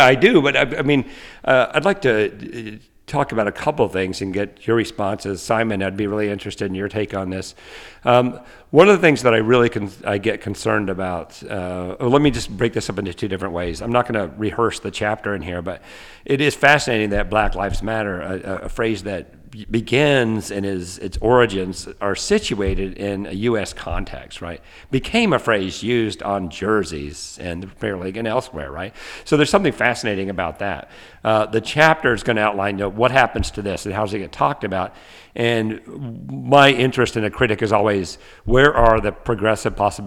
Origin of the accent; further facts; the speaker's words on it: the South, United States; growing up in the South